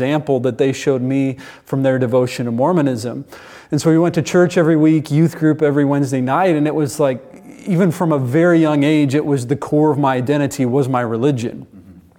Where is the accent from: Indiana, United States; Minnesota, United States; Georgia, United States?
Indiana, United States; I'm from Indiana originally